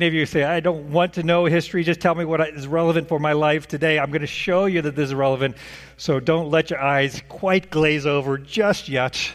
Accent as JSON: {"language": "English", "region": "Oklahoma", "country": "United States", "tie": "born or raised there", "moved": "as an adult", "lives_now": "Indiana, United States", "said": "That pick taken from Zillow was my childhood middle class 3-bedroom, 2-bath, 1,400 square foot home. That was the home that I knew all of my life. After I moved away from Oklahoma to Indiana, this state"}